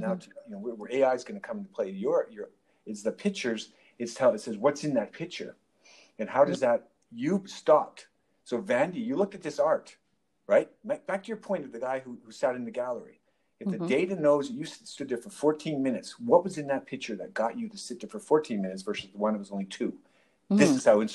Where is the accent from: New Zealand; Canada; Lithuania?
Canada; Calgary, Alberta; I grew up in Vista Heights